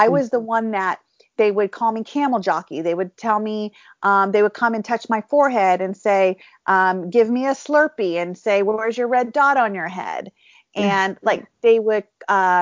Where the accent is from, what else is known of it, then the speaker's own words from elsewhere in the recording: California, United States; also born or lived in India; I was born and raised in California